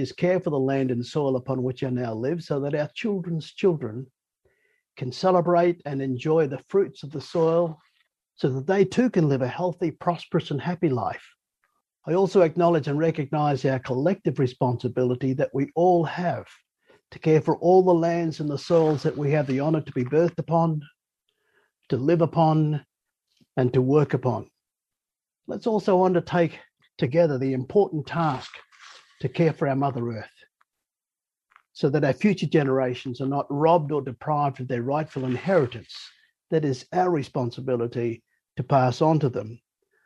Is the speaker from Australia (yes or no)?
yes; Bundaberg, Queensland, Australia; now in Sydney, Australia; I was born on my mother's country there in Bundaberg.